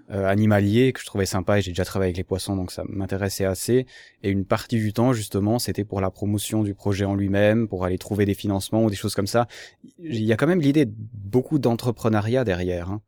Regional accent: Switzerland; je suis suisse

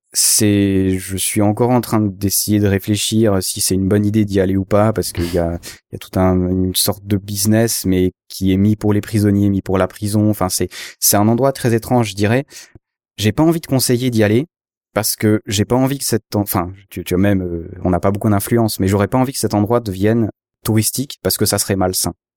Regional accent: Switzerland; je suis suisse

